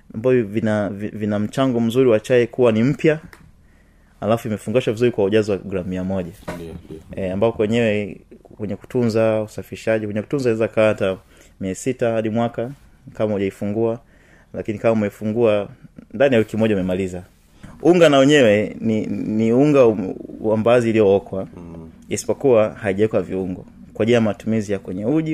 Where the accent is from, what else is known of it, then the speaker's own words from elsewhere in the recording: Tanzania; watanzania wenzetu